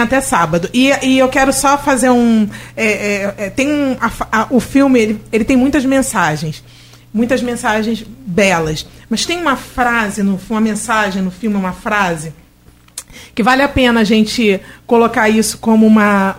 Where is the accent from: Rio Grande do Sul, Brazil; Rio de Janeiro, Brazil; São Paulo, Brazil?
Rio de Janeiro, Brazil; now in Campos dos Goytacazes, Brazil; eu sou, eu sou é, carioca e tal, eu moro em Campos